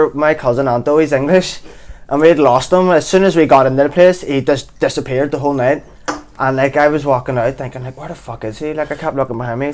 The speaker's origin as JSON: {"language": "English", "country": "Ireland", "tie": "born or raised there", "said": "I didn't grow up in the West, I grew up in Cumming. It was a fucking country hacker town"}